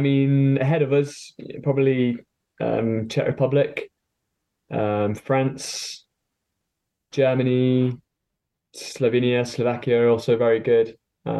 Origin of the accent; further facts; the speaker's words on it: Stone, West Midlands, United Kingdom; moved away as an adult; also born or lived in Lee Valley, Hertfordshire; now in Hertfordshire, United Kingdom; I grew up in Stone in Staffordshire, started canoeing on the River Trent, and yeah, still here.